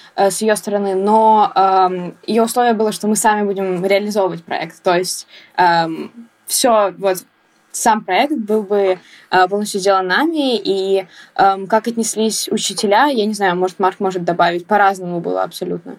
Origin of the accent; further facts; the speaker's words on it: Saint Petersburg, Russia; я из города Санкт-Петербург